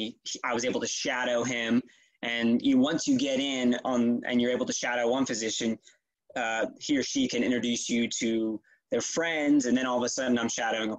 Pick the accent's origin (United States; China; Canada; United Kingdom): United States; Kennesaw, Georgia; born or raised there; also born or lived in Philadelphia, Pennsylvania / Cherry Hill, New Jersey